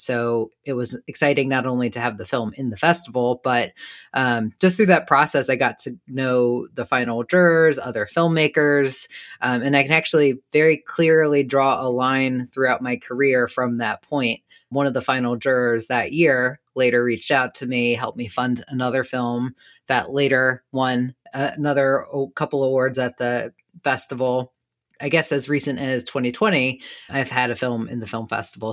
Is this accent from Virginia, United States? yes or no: yes; Danville, Virginia, United States; I grew up in a small southern town of Danville, Virginia.